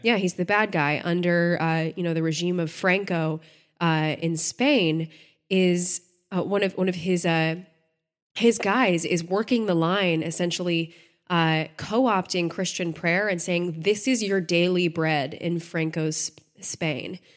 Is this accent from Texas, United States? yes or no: yes; Texas, United States; I grew up in Texas